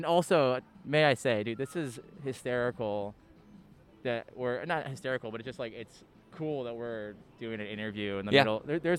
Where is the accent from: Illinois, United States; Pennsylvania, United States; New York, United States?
Illinois, United States; Chicago; also born or lived in Missouri; I grew up in Jefferson Park, which is the far north side of the city here.